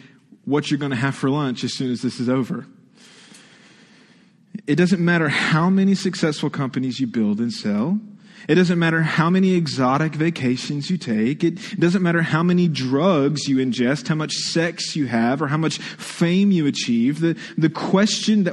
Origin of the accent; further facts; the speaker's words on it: Texas, United States; now in Ohio, United States; I was born and raised in Texas.